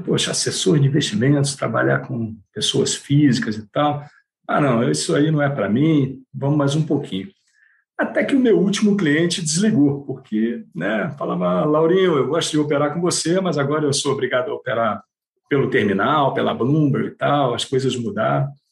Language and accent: Portuguese; Rio de Janeiro, Brazil; accent: carioca; moved away as an adult; now in São Paulo, Brazil; apesar de eu estar 30, há 30 anos em São Paulo, o sotaque ainda não, não acharam a cura para o sotaque carioca.